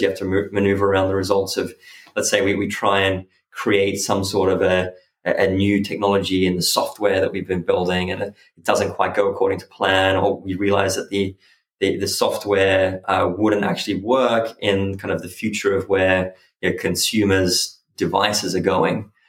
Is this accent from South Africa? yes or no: no; Byron Bay, New South Wales, Australia; born or raised there; also born or lived in Switzerland; now in London, United Kingdom